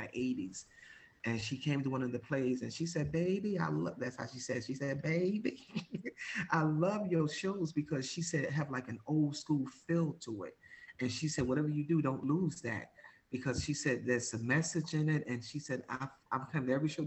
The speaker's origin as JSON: {"language": "English", "town": "Jersey City", "region": "New Jersey", "country": "United States", "said": "I'm from Jersey City"}